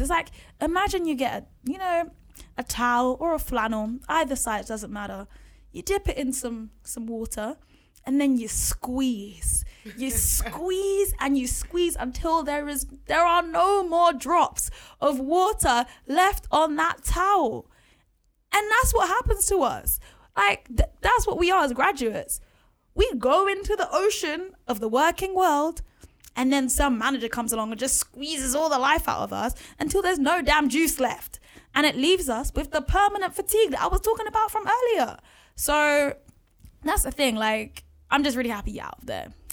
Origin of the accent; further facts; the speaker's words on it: London, United Kingdom; also born or lived in Bath; being in an environment like Edmonton in North London